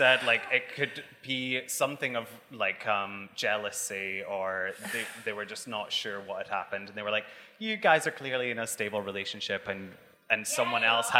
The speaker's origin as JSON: {"language": "English", "region": "Scotland", "country": "United Kingdom", "moved": "yes", "lives_now": "London, United Kingdom", "said": "obviously I'm Scottish"}